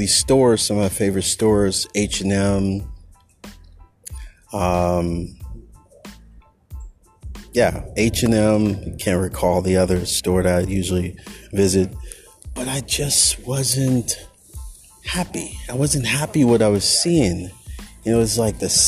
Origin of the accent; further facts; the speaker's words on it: Berkeley, California, United States; Berkeley, my hometown